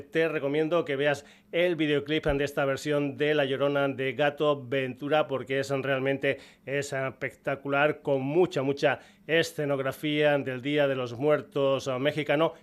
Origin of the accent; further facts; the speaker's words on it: Extremadura, Spain; dos músicos de mi tierra, dos paisanos extremeños